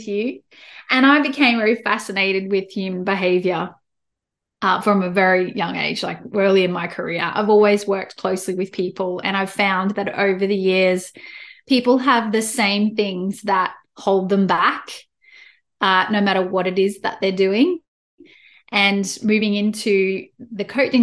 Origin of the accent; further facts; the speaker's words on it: Australia; accent: Australian; as you can tell from my accent, I'm in Australia